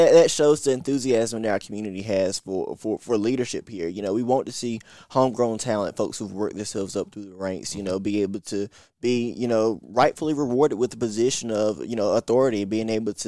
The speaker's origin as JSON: {"language": "English", "town": "Kinston", "region": "North Carolina", "country": "United States"}